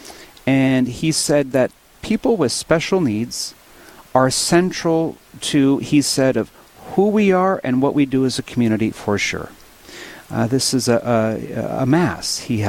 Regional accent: Williston, North Dakota, United States; also born or lived in Mandan, North Dakota; now in Dickinson, United States; In Williston, my hometown, my old stomping grounds

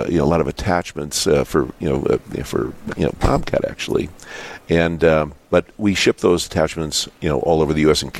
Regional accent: Dickinson, North Dakota, United States; I was born in Dickinson. I went to Catholic school here.

